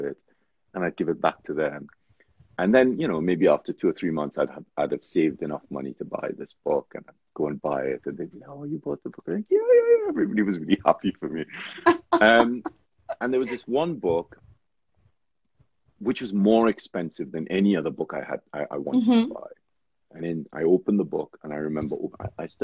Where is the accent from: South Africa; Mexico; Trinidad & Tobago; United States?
Trinidad & Tobago; I grew up in Trinidad